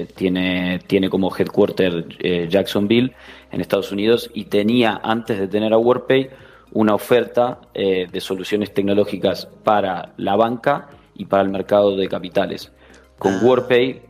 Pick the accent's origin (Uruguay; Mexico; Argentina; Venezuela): Uruguay; moved away as an adult; also born or lived in São Paulo, Brazil; now in Spain; vengo de, nacido en Uruguay, pero de padres gallegos.